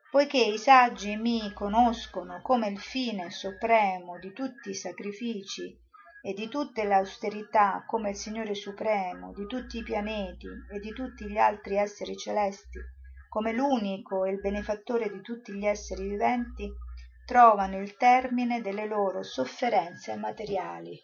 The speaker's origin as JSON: {"language": "Italian", "town": "Rome", "region": "Lazio", "country": "Italy", "said": "io sono romana, sono andata a Roma"}